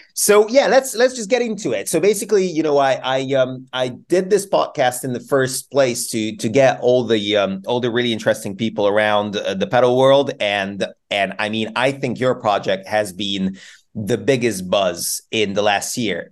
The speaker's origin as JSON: {"language": "English", "country": "Hungary", "moved": "yes", "lives_now": "Bristol, United Kingdom", "said": "I'm I'm from Hungary originally, and I'm and I'm flying home for a few weeks"}